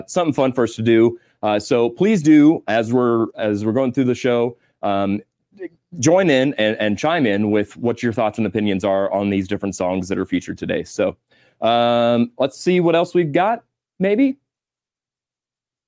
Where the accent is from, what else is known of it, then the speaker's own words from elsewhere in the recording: Missouri, United States; I'm a hillbilly from Missouri.